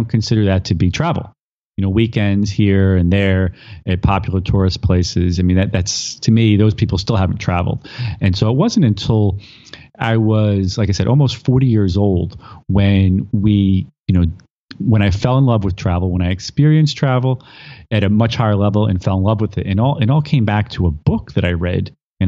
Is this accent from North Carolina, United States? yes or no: no; Worcester, Massachusetts, United States; moved away as an adult; also born or lived in Philadelphia / New York City / Long Island; It was 40 miles from the city I grew up in Worcester.